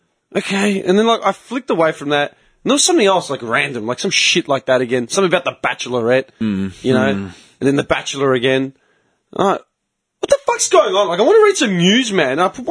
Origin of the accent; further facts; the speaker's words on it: Australia; I'm only Greek Australian in this country. In any other country, I'm Australian.